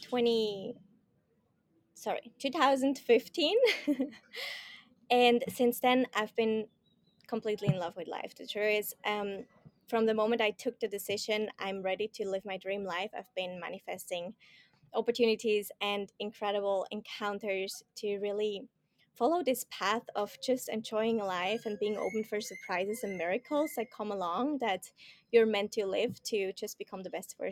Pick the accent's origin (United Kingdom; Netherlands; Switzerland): Switzerland; moved away as an adult; I'm from Switzerland, more from the mountain kind of side in this world